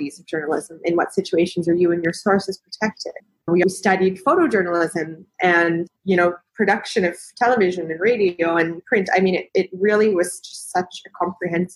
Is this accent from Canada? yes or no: yes; Western Canada, Canada; moved away as an adult; where I grew up in Canada, I was quite lucky that there was a journalism school in that city and it was known for being the best journalism school in Western Canada